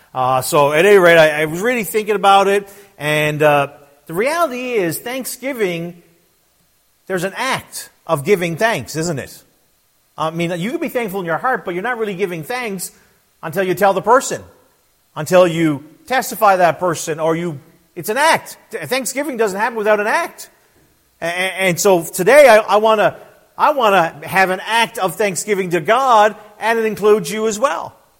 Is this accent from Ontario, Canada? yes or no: no; Newfoundland and Labrador, Canada; also born or lived in Fox Island River / Trout River / St. John's; I was born and raised in Newfoundland, Canada